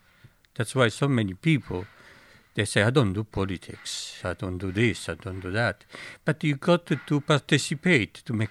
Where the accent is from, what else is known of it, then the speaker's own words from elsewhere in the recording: Italy; moved away; I remember growing up in Italy, and when I went to secondary school